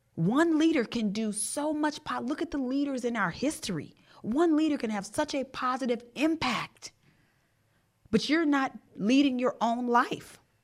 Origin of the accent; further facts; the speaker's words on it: Jamaica; I'm Jamaican